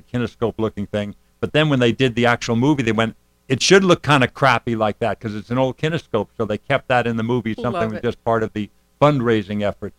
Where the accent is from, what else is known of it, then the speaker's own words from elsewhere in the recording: Merrick, New York, United States; I grew up in Merrick, Long Island.